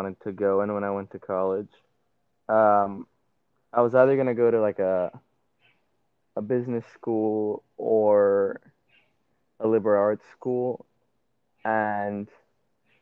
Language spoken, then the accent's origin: English; Puerto Rico; I'm from Puerto Rico